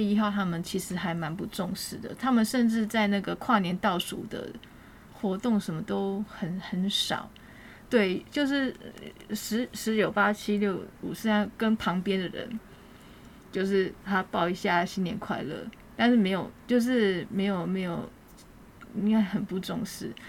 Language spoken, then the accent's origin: Chinese; Taiwan; 因为我们台湾人觉得，哎，如果你在旅游过程当中认识陌生人，蛮好聊的。然后通常我们都会留联络方式。